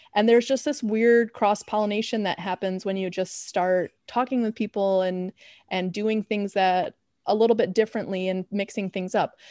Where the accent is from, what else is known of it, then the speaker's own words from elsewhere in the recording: Chicago, Illinois, United States; I'm from Chicago.